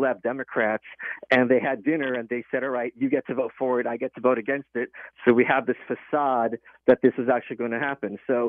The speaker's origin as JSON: {"language": "English", "country": "Russia", "moved": "yes", "said": "Where I'm from, at least, maybe it's because I'm an immigrant from Russia, there's this sense of honor and respect"}